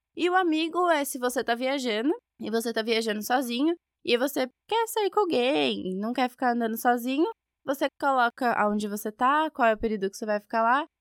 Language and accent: Portuguese; São Bernardo do Campo, São Paulo, Brazil; Eu sou de São Bernardo, e claramente por causa do meu sotaque